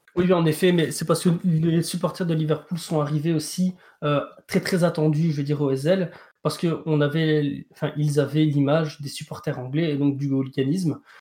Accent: Belgium; en tant que Belge

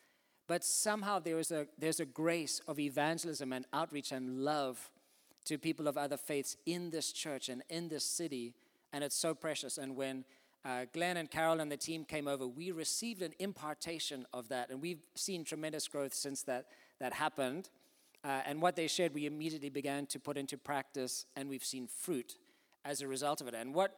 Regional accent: Zimbabwe; born there; also born or lived in South Africa; I was born in Zimbabwe in Africa. My parents are English and Irish. They went out there in the 60s to do mining and nursing. My brothers and I were born out there. Then I went to university in South Africa

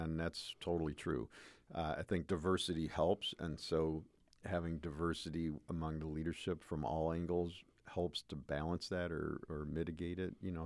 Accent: United States; raised as an American male

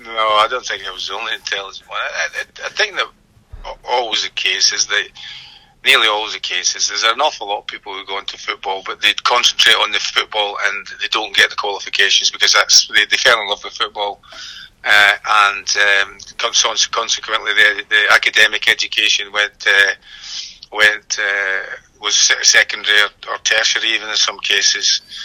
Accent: Airdrie, Scotland, United Kingdom; also born or lived in Bellshill; I was brought up in Airdrie. That was my that's my hometown

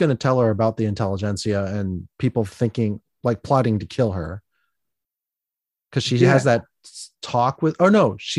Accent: South Bend, Indiana, United States; from my home state, Indiana, Goshen, Indiana, miles away from me.

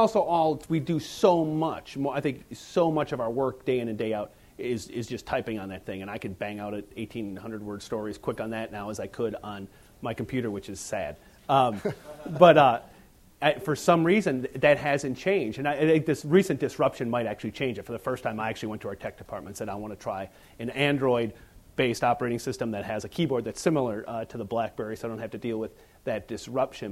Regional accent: upper Wisconsin, United States; I'm from Wisconsin, the upper Wisconsin

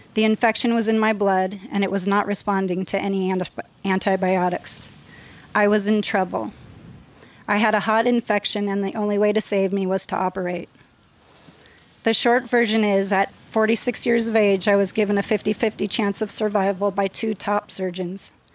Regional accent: Los Angeles, California, United States; I was raised in San Fernando Valley in West Hills

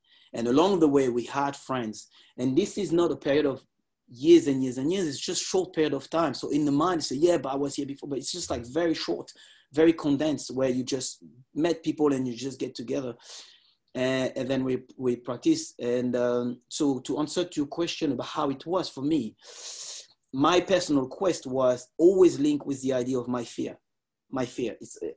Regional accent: Lisses, Île-de-France, France; I grew up in Lis

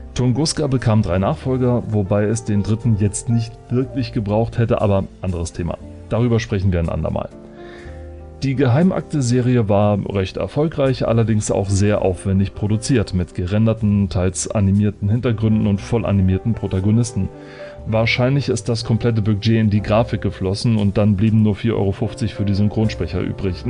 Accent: Germany; Als Deutscher

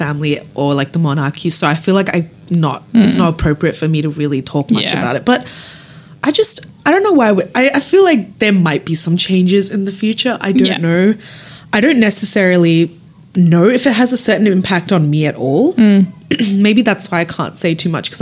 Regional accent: Australia; I grew up here, so I feel like, even though my background isn't Australian, I feel like I'm more inclined to be an Australian

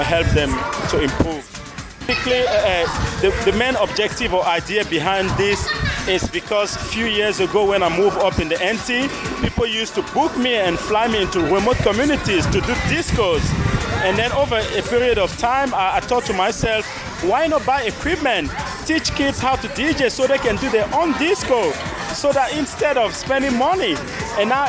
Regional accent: Cameroon; now in Katherine, Australia; I'm originally from Cameroon

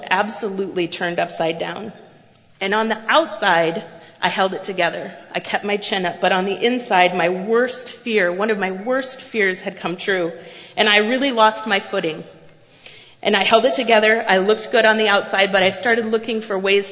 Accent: Cedar Valley, Iowa, United States; I grew up in the Cedar Valley

